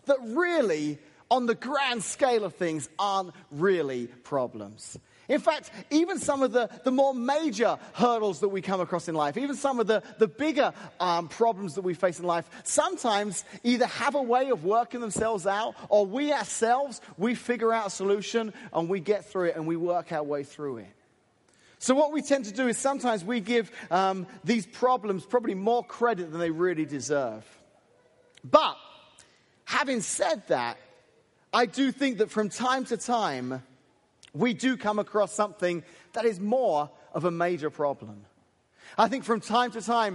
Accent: England, United Kingdom; now in United States; as an Englishman who's moved here

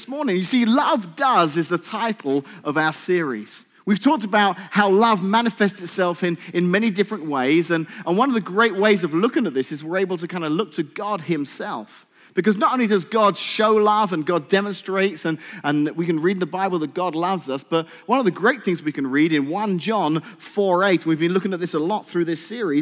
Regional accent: England, United Kingdom; now in United States; I'm English.

